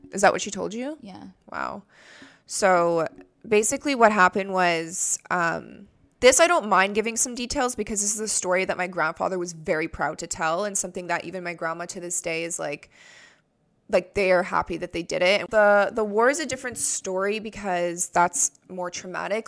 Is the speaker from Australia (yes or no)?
no; Canada; I'm Canadian